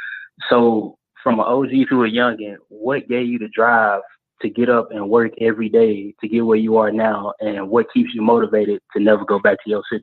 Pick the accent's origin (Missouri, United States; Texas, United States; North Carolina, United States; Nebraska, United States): Missouri, United States; St. Louis; because I'm from St. Louis